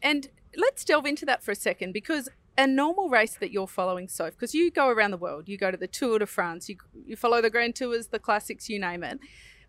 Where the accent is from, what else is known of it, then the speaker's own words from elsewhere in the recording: Australia; we're Australian